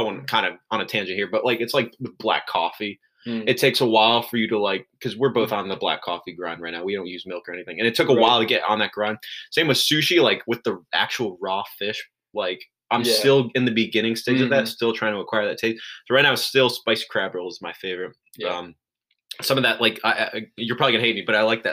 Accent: close to Maine, New England, United States; growing up close to Maine.

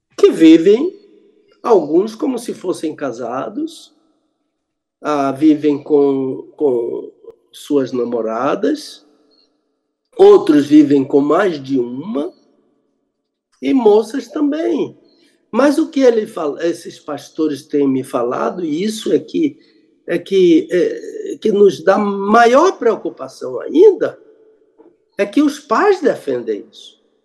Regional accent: Brazil; also born or lived in Jerusalem; Eu sou brasileiro

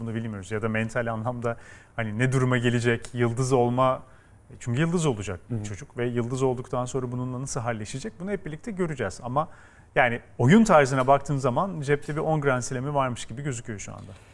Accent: İzmir, Turkey; ben İzmir'de büyüdüm

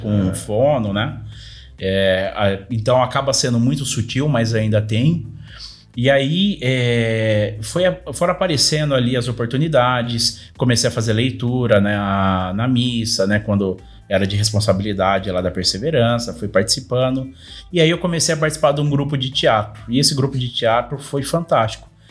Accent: Paulínia, São Paulo, Brazil; tenho 36 anos, sou de Paulínia.

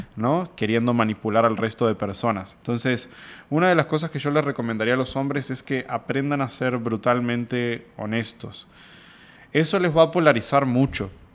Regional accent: San José de Mayo, San José, Uruguay; moved away as an adult; also born or lived in Montevideo, Uruguay; now in Monterrey, Mexico; yo soy, por ejemplo, de San José, una ciudad de 50 mil habitantes

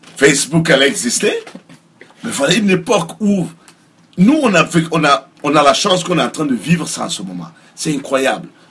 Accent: Ouagadougou, Centre, Burkina Faso; moved away as an adult; now in United States; je suis né à Ouaga, j'ai grandi à Ouaga

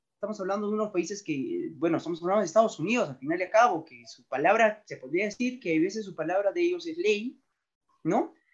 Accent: Cusco, Peru; soy cusqueño y me gusta Cusco

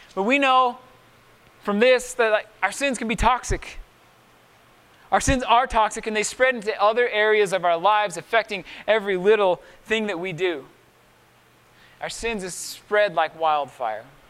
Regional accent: Miller Creek, Utah, United States; also born or lived in Price, Utah; when we moved from Miller Creek to Price, I was 11 years old

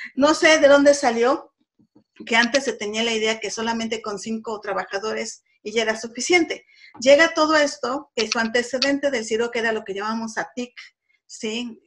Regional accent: Puebla, Mexico; yo soy de Puebla

